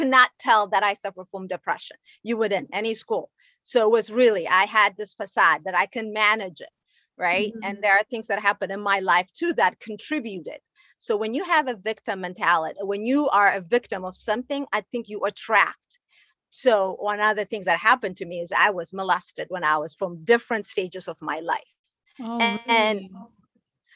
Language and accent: English; Ethiopia; moved away; I'm originally from Ethiopia.